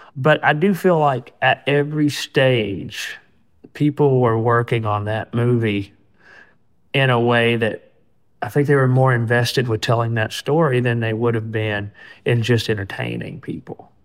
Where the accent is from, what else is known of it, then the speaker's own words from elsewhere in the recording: Alabama, United States; people that I grew up around in Alabama.